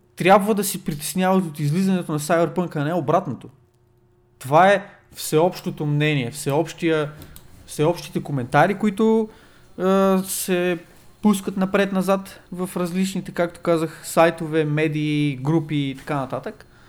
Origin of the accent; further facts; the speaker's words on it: Bulgaria; ние сме от България